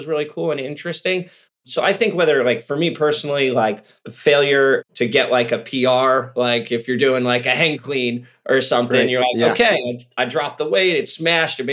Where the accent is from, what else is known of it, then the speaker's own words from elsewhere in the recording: Santa Cruz, California, United States; moved away; I'm actually from Santa Cruz originally.